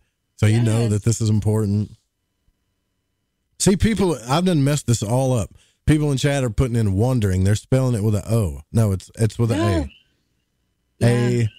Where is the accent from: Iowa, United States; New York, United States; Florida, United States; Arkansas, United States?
Arkansas, United States; accent: Southern drawl